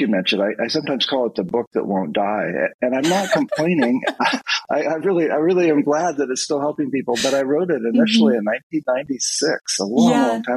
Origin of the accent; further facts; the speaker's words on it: rural Oregon, United States; I actually grew up on a hazelnut farm in rural Oregon